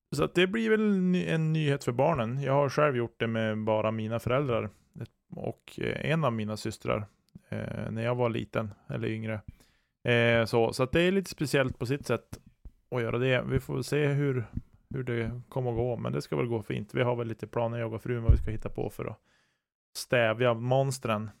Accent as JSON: {"language": "Swedish", "region": "Norrland", "country": "Sweden", "said": "jag som norrlänning"}